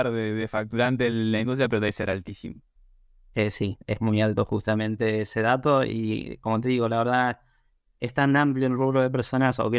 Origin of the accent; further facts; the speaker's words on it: Mar del Plata, Buenos Aires Province, Argentina; yo soy de Mar del Plata, es como que se sorprenden en el sentido de que una espera que seamos de capital